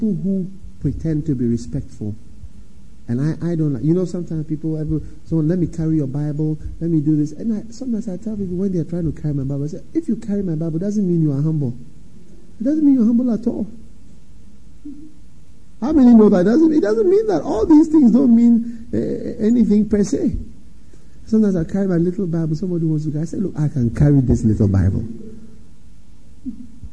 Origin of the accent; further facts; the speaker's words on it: Ghana; I come from Africa, Ghana